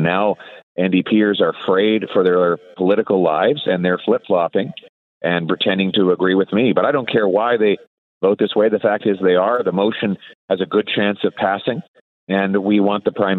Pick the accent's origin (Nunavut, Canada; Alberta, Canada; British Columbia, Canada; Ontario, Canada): Alberta, Canada; Calgary; I'm a born and bred prairie boy. I grew up in Calgary. My folks are from Saskatchewan.